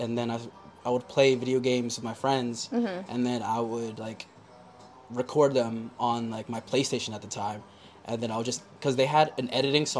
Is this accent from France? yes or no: no; Yonkers, New York, United States; moved away as an adult; also born or lived in Baltimore; I was born in Yonkers, New York. Okay. And that's where I'm living currently.